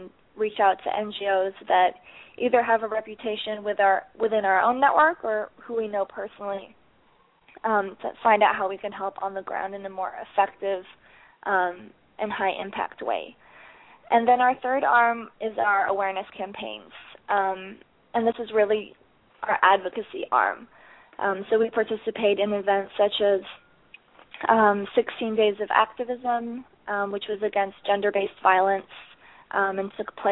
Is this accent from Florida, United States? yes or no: no; Chicago, Illinois, United States; moved away as an adult; also born or lived in Netherlands; now in New York City, United States; I'm originally from Chicago